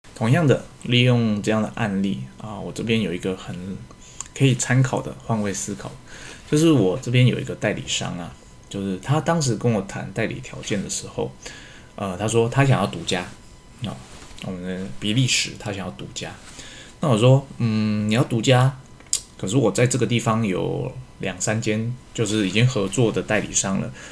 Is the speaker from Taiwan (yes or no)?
yes; Taiwan; 实际上我们台湾人，哦，都知道不是那么一回事